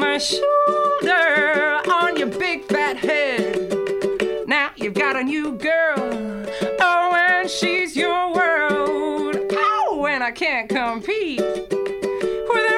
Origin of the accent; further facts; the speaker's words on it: New Zealand; moved away as an adult; now in Melbourne, Australia; I'm a Kiwi